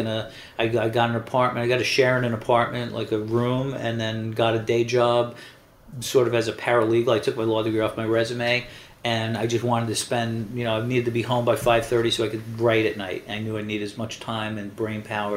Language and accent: English; New York City, New York, United States; moved away as an adult; now in Los Angeles, United States; I grew up in the New York City that is depicted in this show